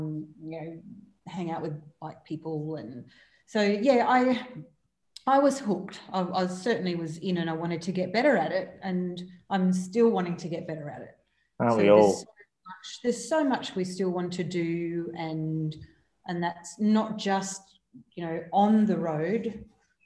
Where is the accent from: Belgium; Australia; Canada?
Australia; Corrigin, Western Australia; we were country kids. Brendon, Beverly, grew up in Beverly, and I grew up in Corrigan